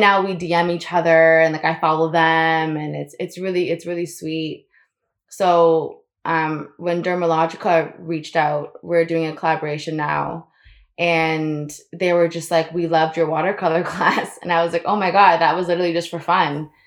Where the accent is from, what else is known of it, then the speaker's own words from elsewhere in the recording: Florida, United States; I grew up in Florida